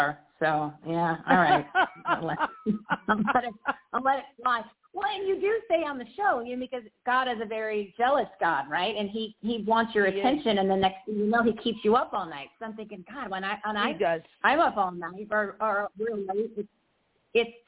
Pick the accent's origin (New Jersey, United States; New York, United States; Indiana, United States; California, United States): New Jersey, United States; I'm from New Jersey